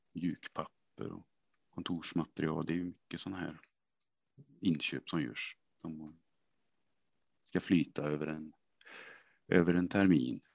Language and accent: Swedish; Vänersborg, Västra Götaland, Sweden; Jag är ju från eh, Vänersborg från början